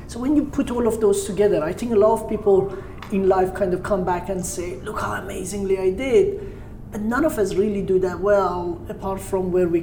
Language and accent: English; Tehran, Tehran Province, Iran; moved away; also born or lived in Caspian Sea coast, Iran; I grew up in Tehran, and then I moved to the Caspian Sea. So I spent my teenage years as a beach bum